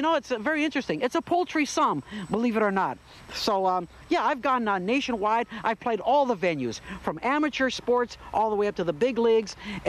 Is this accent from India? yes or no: no; Canada; moved away; I'm always honored to come back to my home country and perform.